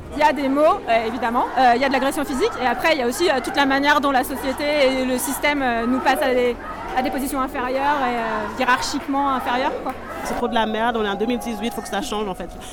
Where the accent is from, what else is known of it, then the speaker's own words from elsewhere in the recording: Haiti; now in Lyon, France; Moi je viens d'Haïti